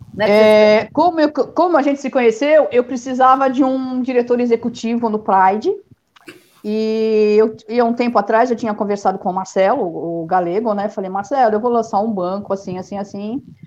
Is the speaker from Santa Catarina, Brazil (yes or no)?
no; São Paulo, Brazil; Eu sou de São Paulo. É. Sou natural aqui de São Paulo.